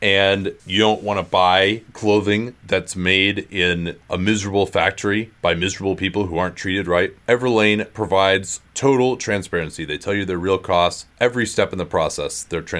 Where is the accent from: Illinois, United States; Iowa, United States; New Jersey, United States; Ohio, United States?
Illinois, United States; Chicago; my life was spent as a skinny high school basketball player growing up in Chicago, where clothes that actually fit weren't a huge priority in the late 90s.